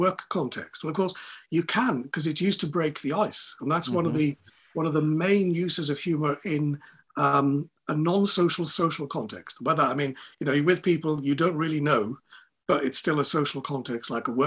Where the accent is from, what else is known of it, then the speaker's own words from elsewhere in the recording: Wales, United Kingdom; Welsh people, and I'm a Welsh person